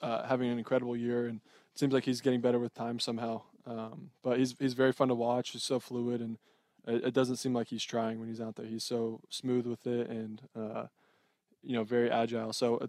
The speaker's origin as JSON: {"language": "English", "region": "Southern California", "country": "United States", "tie": "born or raised there", "said": "growing up in Southern California"}